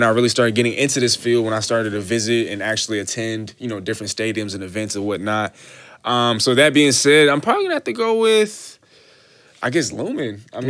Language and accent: English; Seattle, Washington, United States; also born or lived in Hawaii; I was born in Hawaii, raised in Seattle all my life